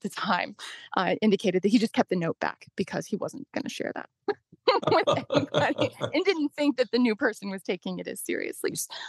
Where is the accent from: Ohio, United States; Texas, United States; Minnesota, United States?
Ohio, United States; now in Baltimore, United States; I grew up in Ohio, again, years before I ever came to Baltimore.